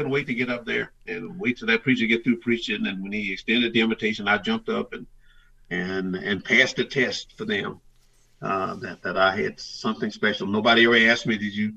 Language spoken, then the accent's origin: English; the South, United States; growing up in the South that I grew up in.